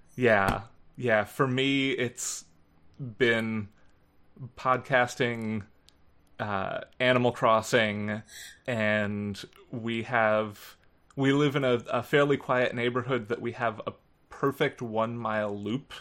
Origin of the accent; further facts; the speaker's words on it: Philadelphia, Pennsylvania, United States; where I grew up in Philadelphia